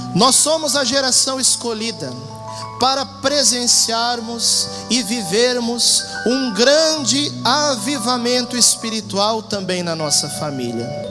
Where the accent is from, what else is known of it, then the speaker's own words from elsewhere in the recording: Porto Alegre, Rio Grande do Sul, Brazil; moved away as an adult; now in Cuiabá, Brazil; Eu sou natural da cidade de Porto Alegre, no Rio Grande do Sul.